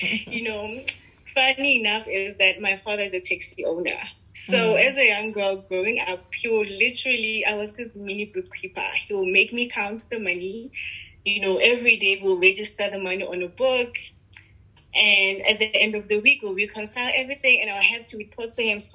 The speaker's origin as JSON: {"language": "English", "town": "Pretoria", "region": "Gauteng", "country": "South Africa", "tie": "born or raised there", "said": "I grew up in Pretoria. My whole life has been in Pretoria"}